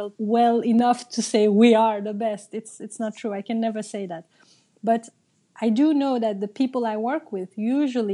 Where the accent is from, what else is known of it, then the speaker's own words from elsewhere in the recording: Brussels, Brussels-Capital Region, Belgium; English is a second language; When I grew up in Brussels, I myself come from a family of migrants. Both my parents are Turkish